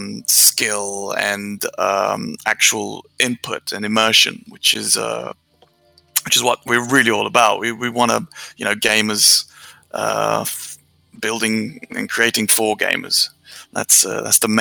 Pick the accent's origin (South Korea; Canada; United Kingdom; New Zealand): United Kingdom; England; moved away as an adult; also born or lived in Romania; I'm Romanian, yeah. I moved to England when I was 7. And lived there for 21 years